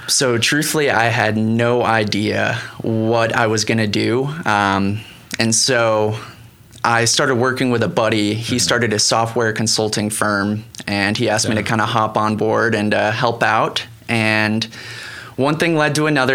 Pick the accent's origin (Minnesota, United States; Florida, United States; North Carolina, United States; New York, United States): Florida, United States; Cocoa Beach; moved away as an adult; also born or lived in Miami / Montana; I grew up in Florida, Cocoa Beach, uh-huh. um, about three hours north of Miami. Okay. And lived there for 18 years